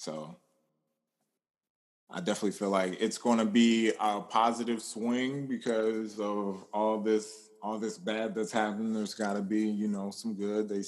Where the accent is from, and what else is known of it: Pennsylvania, United States; now in Atlanta, United States